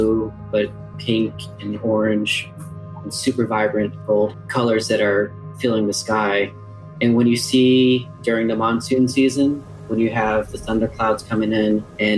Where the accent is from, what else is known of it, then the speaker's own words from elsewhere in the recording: Tuba City, Arizona, United States; also born or lived in Grand Canyon National Park, Arizona; I was born in Tuba City, so I was born on the Navajo Reservation. And then I spent majority of my life on the Grand Canyon National Park